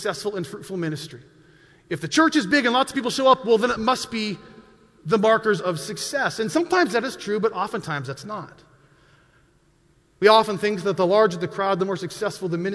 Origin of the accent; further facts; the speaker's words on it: Montana, United States; I grew up in Montana.